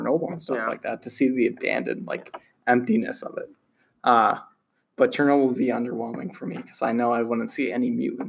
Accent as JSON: {"language": "English", "area": "around Lancaster", "region": "Pennsylvania", "country": "United States", "said": "being from around here in middle of nowhere"}